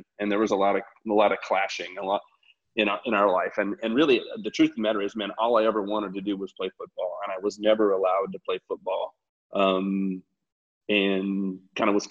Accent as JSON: {"language": "English", "town": "Loveland", "region": "Colorado", "country": "United States", "tie": "born or raised there", "said": "I come from Colorado, from Loveland, Colorado. I grew up as one of four kids"}